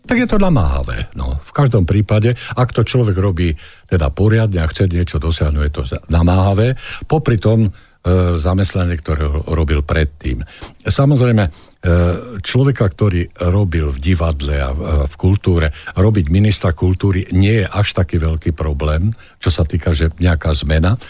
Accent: Záhorie, Slovakia; ja som vlastne zo Záhoria

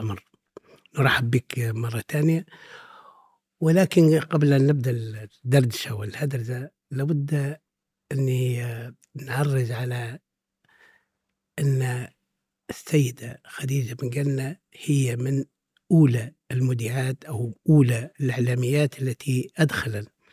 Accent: Misrata, Misrata District, Libya; now in Tripoli, Libya; هذه مدينتي وأنا الحقيقة لم أغادرها في, في كل مراحل عمري إلا في بداية الدراسة

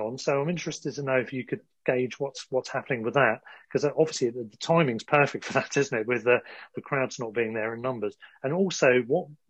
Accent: Sussex, South East England, United Kingdom; now in London, United Kingdom; I'm from Sussex and now living in London

